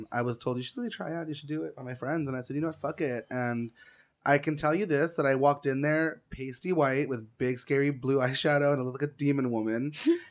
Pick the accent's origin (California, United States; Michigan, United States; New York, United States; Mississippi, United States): California, United States; West Covina; I'm from here. I'm from West Covina, but, you know, yeah